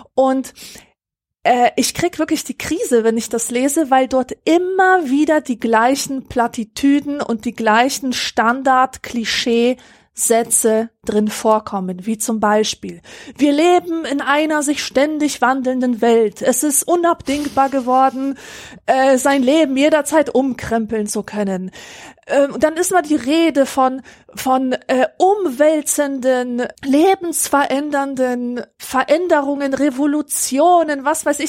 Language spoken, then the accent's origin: German; Germany; bei uns in Deutschland